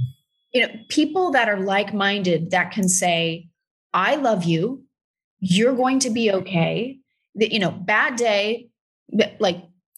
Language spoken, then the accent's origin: English; Texas, United States; I'm from Texas.